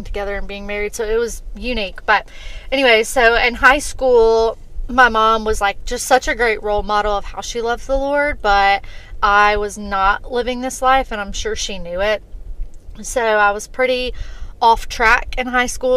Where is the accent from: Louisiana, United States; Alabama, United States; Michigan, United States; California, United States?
Alabama, United States; Montgomery; moved away as an adult; also born or lived in Troy, Alabama; now in Birmingham, United States; I am from Montgomery, went to Troy, got a bachelor's degree in business